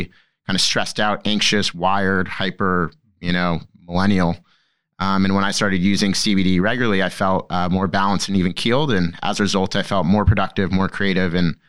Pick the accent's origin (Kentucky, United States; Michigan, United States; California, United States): California, United States; Laguna Beach; moved away as an adult; also born or lived in Boston; So I grew up in Southern California, an hour south from LA, in a little surf town called Laguna Beach